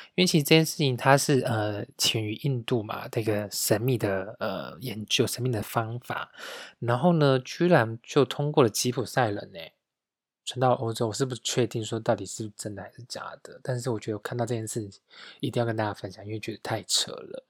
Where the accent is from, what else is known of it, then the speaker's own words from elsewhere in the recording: Taiwan; now in Munich, Germany; 我们台湾人